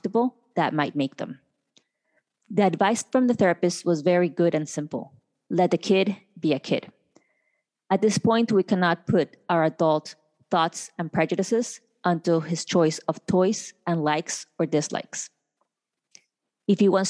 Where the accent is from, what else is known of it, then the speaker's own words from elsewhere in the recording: Colombia; now in United States; I was born in Colombia